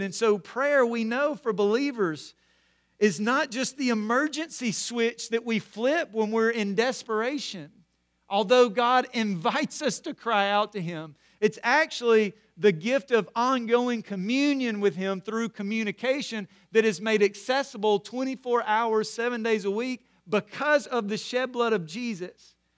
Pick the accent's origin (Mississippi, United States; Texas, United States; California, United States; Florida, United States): Mississippi, United States; Corinth; growing up in Corinth, Mississippi